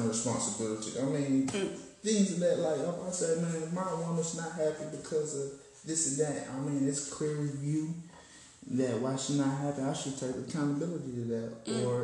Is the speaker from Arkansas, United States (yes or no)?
yes; Arkansas, United States; I'm from Arkansas.